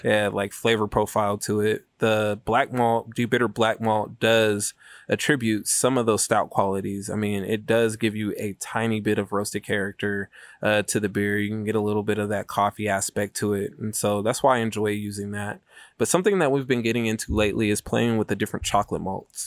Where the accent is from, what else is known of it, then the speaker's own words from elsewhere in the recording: Sacramento, California, United States; we're from Sacramento